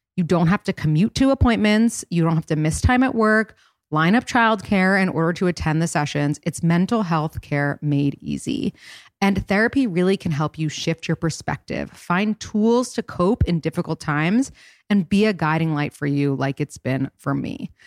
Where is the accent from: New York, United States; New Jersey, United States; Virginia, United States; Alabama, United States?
New York, United States; New York City; also born or lived in Boston; I grew up in New York City